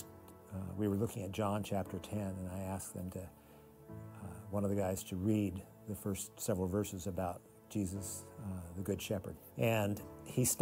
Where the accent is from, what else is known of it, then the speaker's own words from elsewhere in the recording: Troutdale, Oregon, United States; I'm from Portland, Oregon, actually a little east of Portland in Troutdale